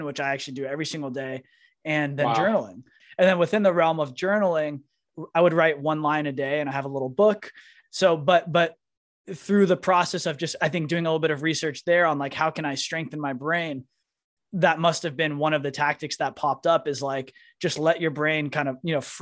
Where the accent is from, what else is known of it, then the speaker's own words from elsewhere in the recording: San Francisco Bay Area, California, United States; moved away as an adult; also born or lived in New York / San Diego / Miami; I grew up in San Francisco Bay Area, moved to New York